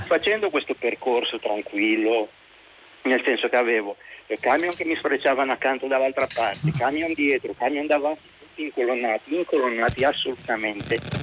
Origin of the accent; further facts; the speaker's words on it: Genoa, Liguria, Italy; io sono genovese